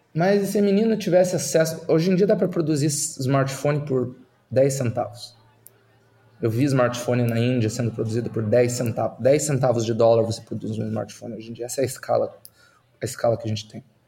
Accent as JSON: {"language": "Portuguese", "town": "Curitiba", "region": "Paraná", "country": "Brazil", "tie": "born or raised there", "also_born_or_lived": "Silicon Valley", "moved": "as an adult", "lives_now": "Netherlands", "said": "Eu nasci e, e, e me criei no, no, na Curitiba de Jaime Lerner"}